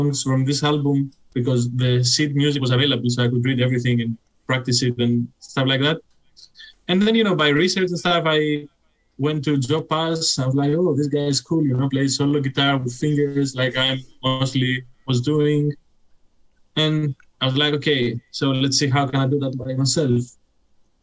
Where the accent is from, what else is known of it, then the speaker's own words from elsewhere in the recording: Athens, Attica, Greece; now in Berlin, Germany; I'm from Greece.